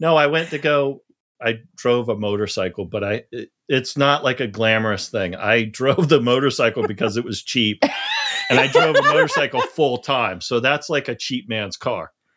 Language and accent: English; Charleston, South Carolina, United States; I grew up in the South